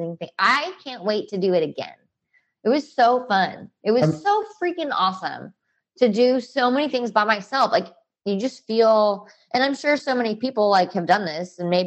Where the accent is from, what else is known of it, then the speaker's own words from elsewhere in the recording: Alabama, United States; now in Texas, United States; I'm from Alabama